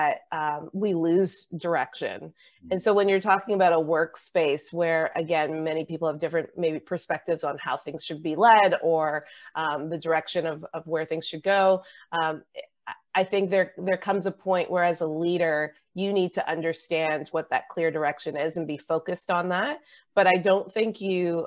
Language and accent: English; Canada; as a Canadian